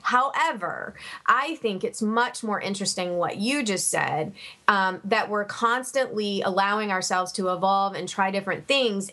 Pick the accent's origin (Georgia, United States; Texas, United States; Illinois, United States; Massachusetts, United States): Georgia, United States; Savannah; when I was growing up in Savannah